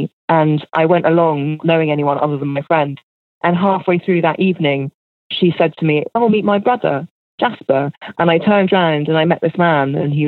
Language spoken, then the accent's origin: English; United Kingdom; And because I'm a British person, I'm obsessed with the sunshine.